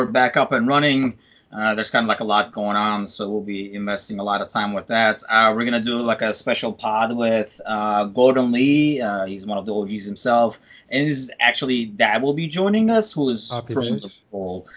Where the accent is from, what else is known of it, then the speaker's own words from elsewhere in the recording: Istanbul, Turkey; also born or lived in United Kingdom; now in United States; I'm from Istanbul